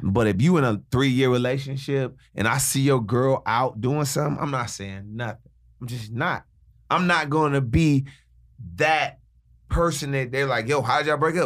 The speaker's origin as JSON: {"language": "English", "town": "Chicago", "region": "Illinois", "country": "United States", "tie": "born or raised there", "moved": "yes", "lives_now": "Los Angeles, United States", "said": "my home city, Chicago."}